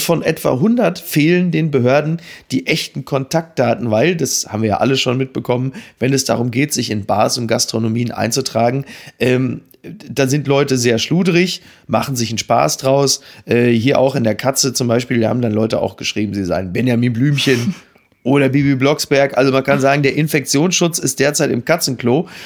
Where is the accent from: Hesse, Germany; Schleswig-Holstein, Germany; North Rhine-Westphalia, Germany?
North Rhine-Westphalia, Germany; Dortmund; als Dortmunder